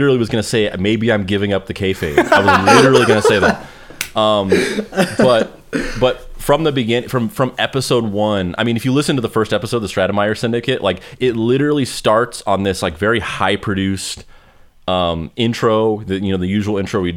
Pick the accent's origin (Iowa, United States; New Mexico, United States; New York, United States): New Mexico, United States; Roswell; I'm from Roswell, New Mexico.